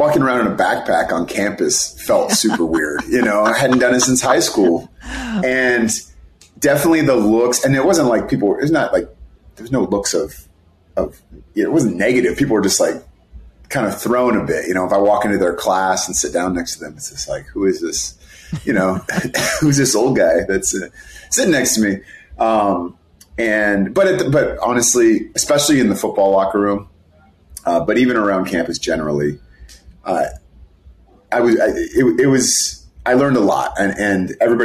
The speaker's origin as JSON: {"language": "English", "area": "Bay Area", "region": "California", "country": "United States", "tie": "born or raised there", "said": "I grew up in the Bay Area"}